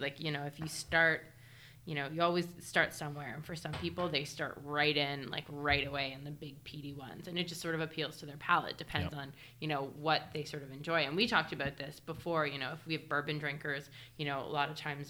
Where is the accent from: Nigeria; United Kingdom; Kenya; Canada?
Canada; Toronto, Ontario; I'm from Toronto.